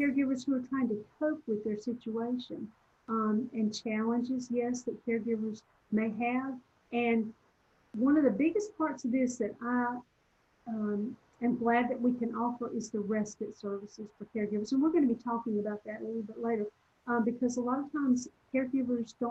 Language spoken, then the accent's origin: English; Southern, United States; accent: Southern; my Southern accent